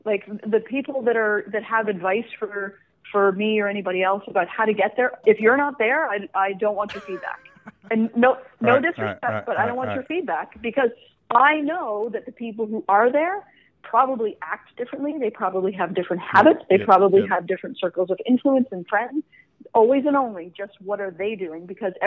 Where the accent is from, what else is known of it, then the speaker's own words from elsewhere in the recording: Canada; I'm from Canada.